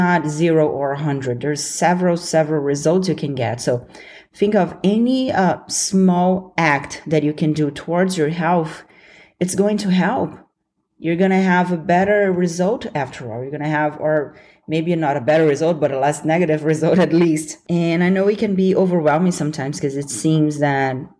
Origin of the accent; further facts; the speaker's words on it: Brazil; accent: Brazilian; I'm working on removing my Brazilian accent